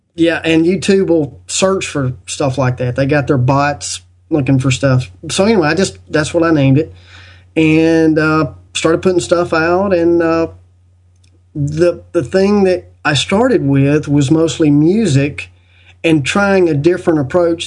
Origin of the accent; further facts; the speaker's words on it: United States; I was born in the United States